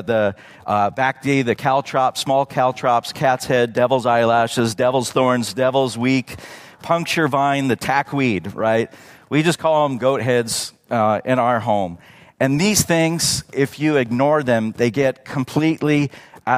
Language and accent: English; Redlands, California, United States; born or raised there; now in Yucaipa, United States